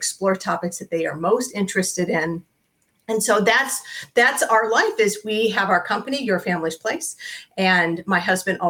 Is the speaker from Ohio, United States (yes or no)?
yes; Ohio, United States; we are both from Ohio.